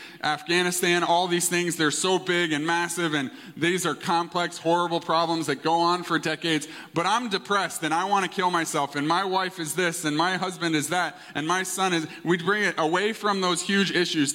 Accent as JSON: {"language": "English", "country": "Canada", "tie": "born or raised there", "said": "I was born in Canada. My parents are immigrant parents from England"}